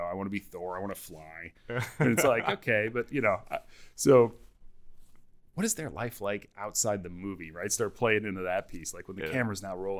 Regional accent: Wisconsin, United States; I'm from Wisconsin

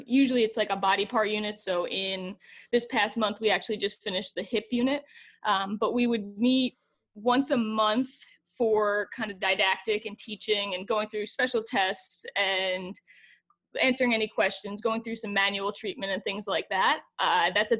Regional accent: New Jersey, United States; moved away as an adult; now in Evansville, Indiana, United States; I'm from New Jersey

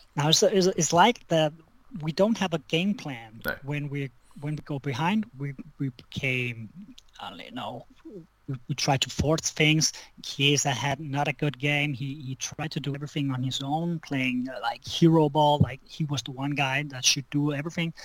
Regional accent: Denmark; I'm from Denmark

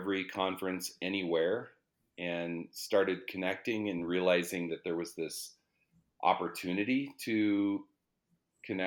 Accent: Colorado, United States; also born or lived in Denver, Colorado; I grew up in the mountains in Colorado. So my parents released my brother and I. We moved from Denver

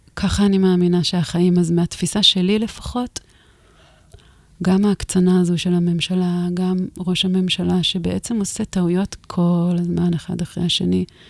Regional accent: the Galilee and the Golan, Northern District, Israel; אני בילדות שלי גדלתי בגליל ובגולן

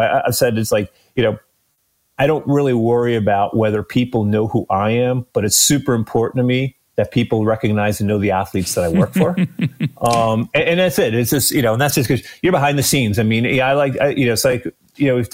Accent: Massachusetts, United States; moved away as an adult; now in Clermont, Florida, United States; I grew up in Massachusetts

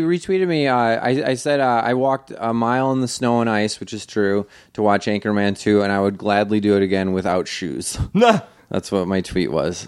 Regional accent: New York, United States; I grew up in New York

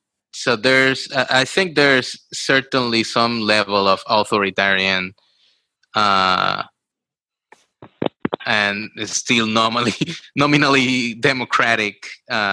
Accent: Puerto Rico; me growing up in Puerto Rico

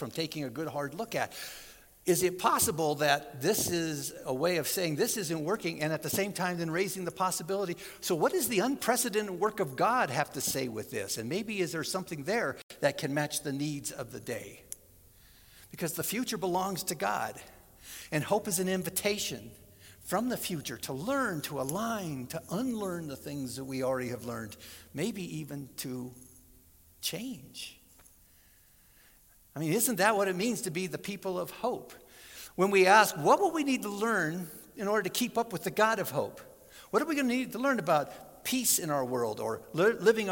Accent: Southern California, United States; I grew up in Southern California

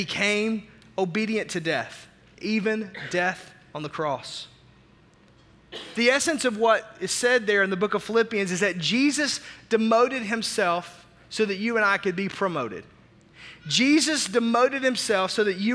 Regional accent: Arkansas, United States; also born or lived in Tulsa, Oklahoma; now in Milwaukee, United States; growing up in Arkansas

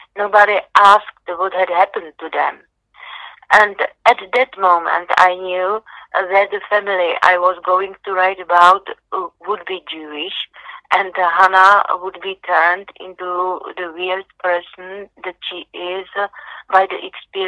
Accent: Czechia; born or raised there

